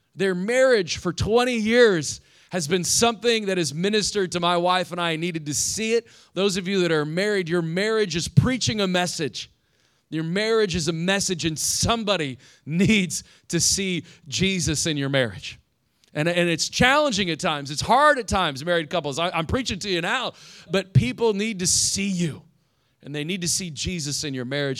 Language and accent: English; Indiana, United States; now in Fort Lauderdale, United States; I grew up in Indiana.